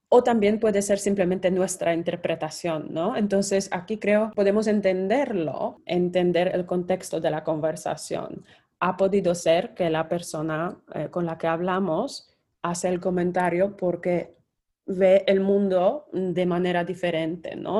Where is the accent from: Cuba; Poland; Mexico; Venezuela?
Poland; moved away; Soy polaca